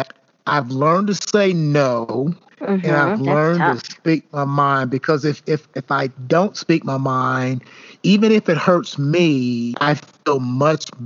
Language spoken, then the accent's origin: English; Elizabethtown, United States; moved away as an adult; now in Indianapolis, United States; growing up in the South, growing up in Elizabethtown